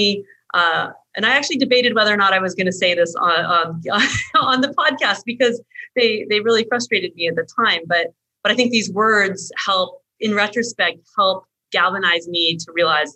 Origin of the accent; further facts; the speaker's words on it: United States; moved away as an adult; also born or lived in Australia; as an American woman in Australian culture and cultural environment at that time